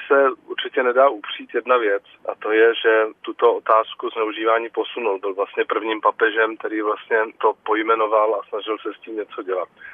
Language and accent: Czech; Czechia; tady u nás v Čechách